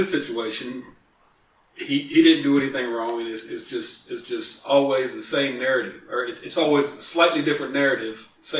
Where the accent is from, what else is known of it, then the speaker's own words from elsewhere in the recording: Kansas City, United States; now in Springfield, United States; from Springfield, Missouri. Well, from Kansas City, but it's called Springfield, Missouri.